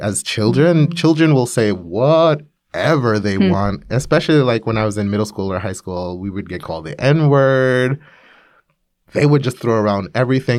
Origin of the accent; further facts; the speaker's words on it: New York, United States; moved away as an adult; now in Korea; I grew up in New York, in Brooklyn, New York